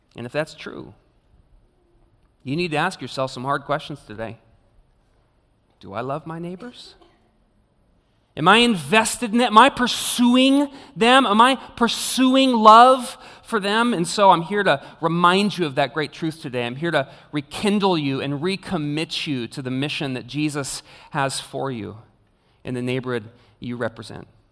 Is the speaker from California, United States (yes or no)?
yes; Clovis, California, United States; I grew up in the suburb of Clovis